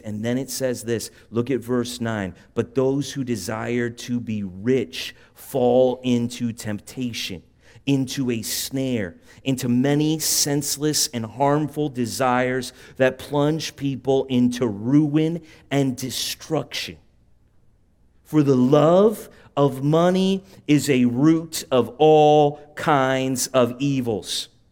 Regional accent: San Juan Capistrano, California, United States; I grew up, uh, on the mean streets of San Juan Capistrano

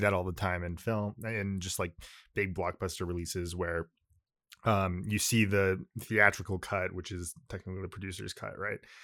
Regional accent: California, United States; first language Japanese; English is a second language; I grew up in California, but, uh, like, you know, in, like, a Japanese community

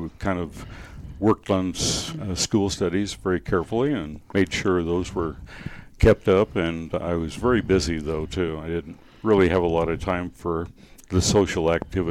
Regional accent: McPherson, Kansas, United States; growing up in my hometown, my grow-up town in McPherson, Kansas, central Kansas.

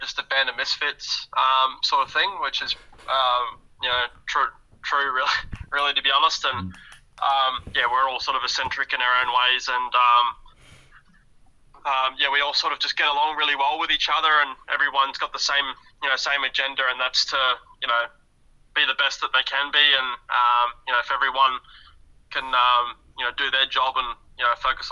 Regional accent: Perth, Western Australia, Australia; moved away; Going home to my, my hometown, and as you would say, being born and raised in Perth, Western Australia

